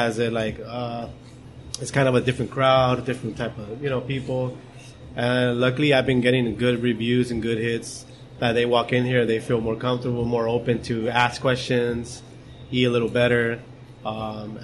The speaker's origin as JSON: {"language": "English", "town": "Whittier", "region": "California", "country": "United States", "tie": "born or raised there", "said": "I'm born and raised in Whittier. I'm from Whittier. I've been here all my life"}